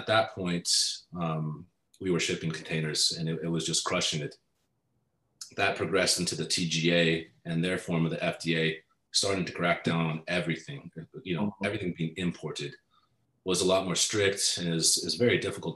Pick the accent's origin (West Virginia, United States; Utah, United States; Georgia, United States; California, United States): California, United States; Southern; I'm from Southern California